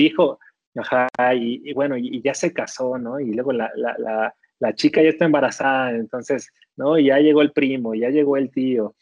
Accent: Ecatepec de Morelos, State of Mexico, Mexico; moved away; Ciudad Azteca es la colonia donde nací, donde mis papás se conocieron

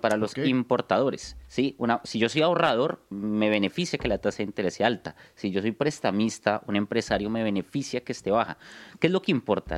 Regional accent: Bogotá, Colombia; Soy de Bogotá, Colombia

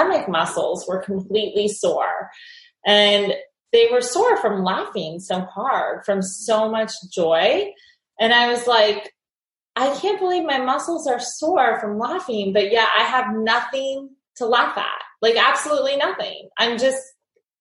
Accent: Ohio, United States; moved away as an adult; also born or lived in New York City; I grew up in Ohio and I moved to the city

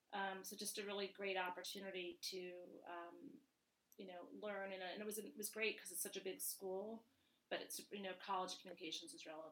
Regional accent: New York, United States; accent: New York; moved away as an adult; now in Illinois, United States; I was born and raised in New York and ventured to the Midwest to go to school at U of I.

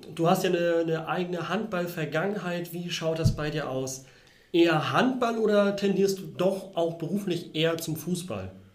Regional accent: Northern Germany, Germany; bin auch Norddeutscher

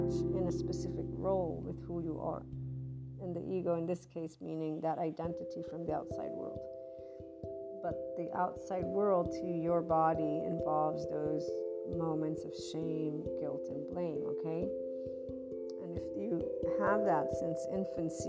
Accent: United States; also born or lived in Naples, Italy; I'm American, Italian, but Neapolitan, that lovely heart, Naples, Italy, my heart, my soul

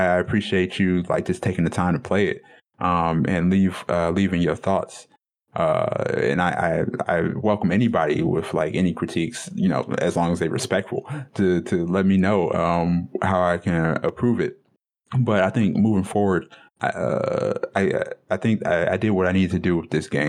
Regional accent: Detroit, Michigan, United States; the culture that I come from and from Detroit

